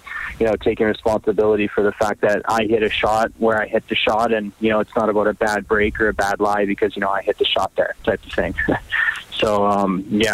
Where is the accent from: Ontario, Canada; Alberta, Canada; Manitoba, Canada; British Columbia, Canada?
Alberta, Canada; Edmonton; I'm from Edmonton